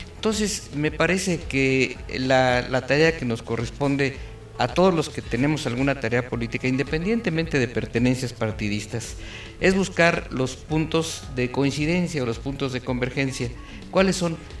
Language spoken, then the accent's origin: Spanish; Querétaro, Mexico; born or raised there